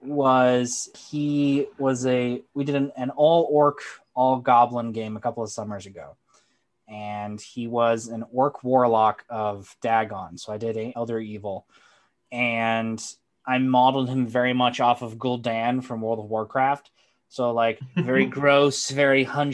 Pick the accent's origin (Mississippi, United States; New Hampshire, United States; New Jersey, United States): New Hampshire, United States; White Mountains; now in Manchester, United States; I am from New Hampshire, East Coast boy, born and raised, originally grew up in the White Mountains.